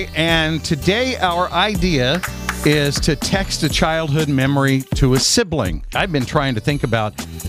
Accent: the Ozarks in southern Missouri, United States; Keith and I grew up in the Ozarks in southern Missouri

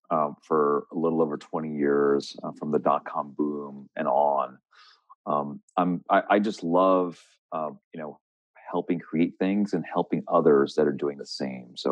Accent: Philadelphia, Pennsylvania, United States; also born or lived in Kolkata, India / Boston; I was born in Calcutta, and uh, my family moved uh, when I was a young age, um, and and you know they came to America to you know for for you know business and to launch a business, and and uh, a lot of migration happening then, and grew up in the Philly suburbs

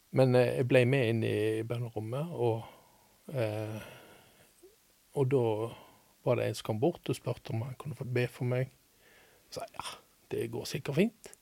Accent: Haugesund, Rogaland, Norway; also born or lived in Liverpool; Jeg er født i Haugesund

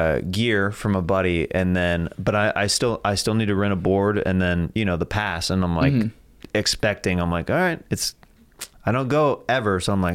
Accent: Kansas, United States; So dude, I'm from Kansas.

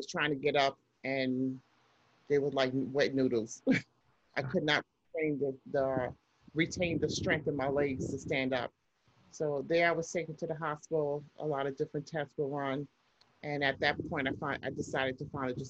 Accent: Pennsylvania, United States; also born or lived in New York; I had to commute back to Pennsylvania, to my hometown

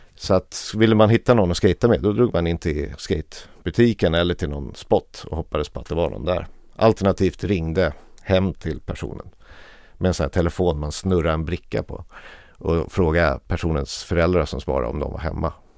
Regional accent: Lidingö, Stockholm County, Sweden; jag hade en idyllisk uppväxt ute på norra Lidingö.

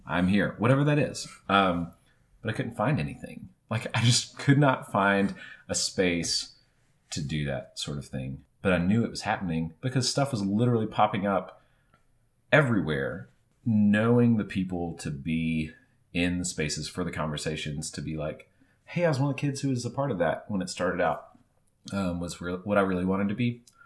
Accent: Marion, Arkansas, United States; moved away as an adult; also born or lived in Jackson, Tennessee; now in Northwest Arkansas, United States; I grew up in Northeast Arkansas, in the town of Marion

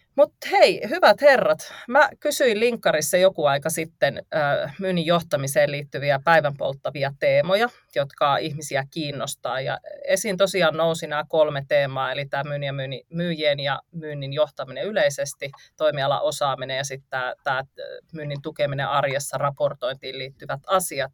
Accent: North Karelia, Finland; mä oon kotoisin tuolta Pohjois-Karjalasta

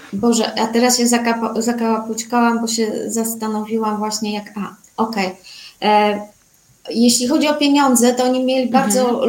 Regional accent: Warsaw, Masovian Voivodeship, Poland; ja się urodziłam, co prawda, w Warszawie

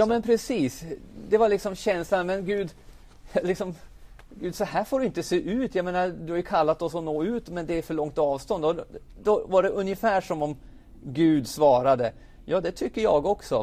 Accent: Jämtland, Sweden; now in Karlstad, Sweden; min uppväxt är som sagt uppe i Jämtland

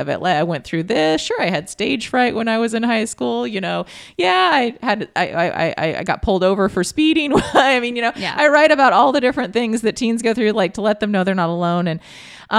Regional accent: Bloomington, Indiana, United States; I grew up in Bloomington

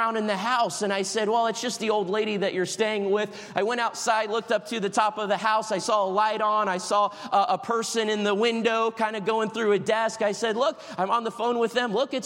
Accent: Florida, United States; I'm from Florida. I'm not used to the winter of Michigan in March

